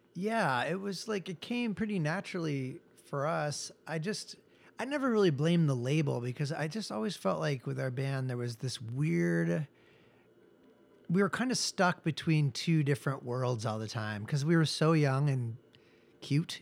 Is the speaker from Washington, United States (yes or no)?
yes; Seattle, Washington, United States; moved away as an adult; also born or lived in Texas; now in Los Angeles, United States; I grew up in Seattle and sort of was in bands and things like